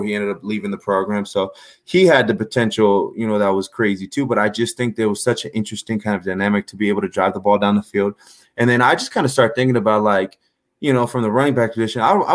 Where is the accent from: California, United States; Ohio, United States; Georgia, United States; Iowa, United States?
California, United States; Duarte; So I'm from Duarte, California.